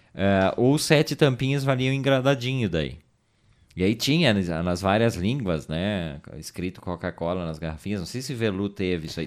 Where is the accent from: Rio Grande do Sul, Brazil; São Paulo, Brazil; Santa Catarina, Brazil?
Rio Grande do Sul, Brazil; Garibaldi; also born or lived in Caxias do Sul; Mas eu me criei, vivi trinta e poucos anos em Garibaldi, sou natural de Garibaldi